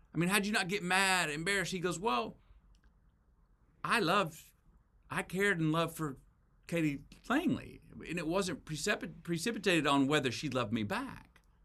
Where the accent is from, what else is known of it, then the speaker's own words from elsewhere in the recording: Texas, United States; as a Texan